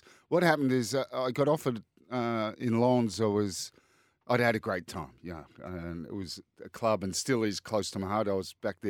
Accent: Australia; born or raised there; moved away as an adult; also born or lived in Lens, France / England

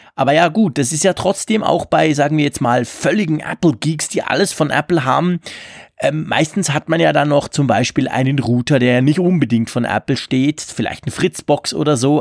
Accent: Switzerland; bei uns in der Schweiz

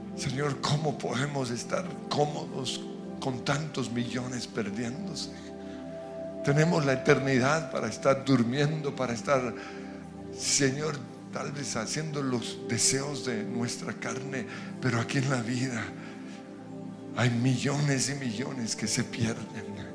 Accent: Colombia; nacimos en Colombia

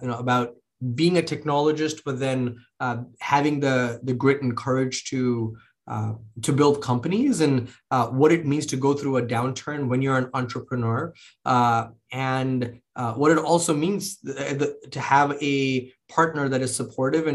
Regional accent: Mumbai, Maharashtra, India; moved away; I grew up in India, in Bombay, in. You know, the late 80s, early 90s.

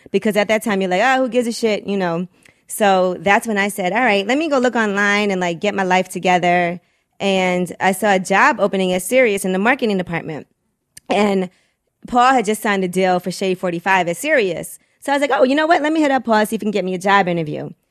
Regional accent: Brooklyn, New York, United States; growing up in Brooklyn

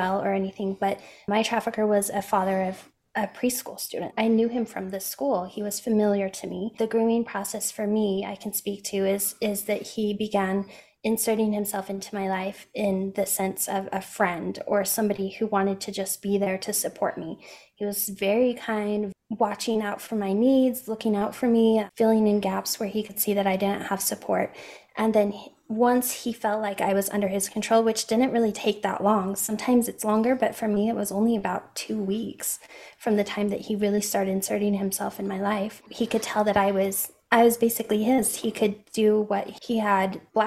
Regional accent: Utah, United States; also born or lived in Boston, Massachusetts; I'm from Utah originally. I've lived here my whole life

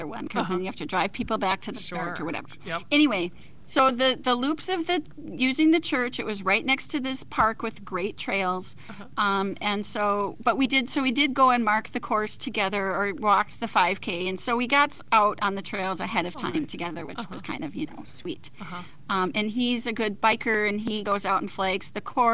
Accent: Minnesota, United States; accent: Minnesotan; also born or lived in Duluth; I'm a Minnesotan. I think you can totally hear it in my voice.

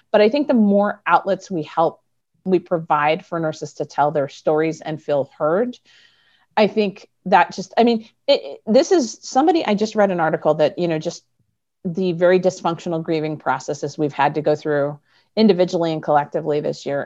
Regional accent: Midwest, United States; I'm from the Midwest

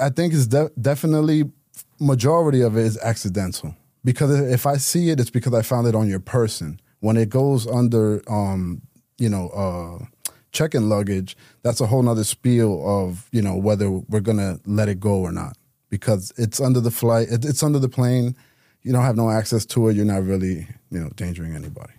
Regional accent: New York City, New York, United States; moved away as an adult; now in Miami, United States; New York City, uh, native, born and raised in Queens

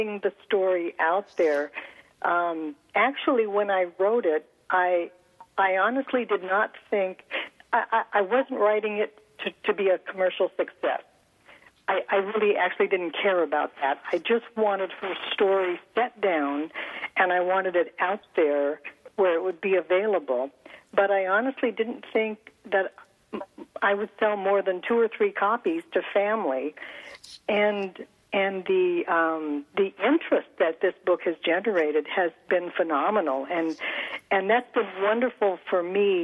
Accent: California, United States; my parents moved to California, and so I grew up in California

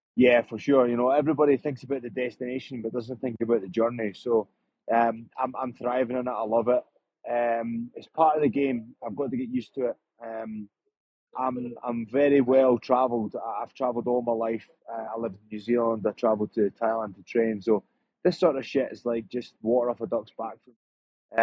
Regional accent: Scotland, United Kingdom; I'm Scottish. I've been brought up like that. It's hostile back home.

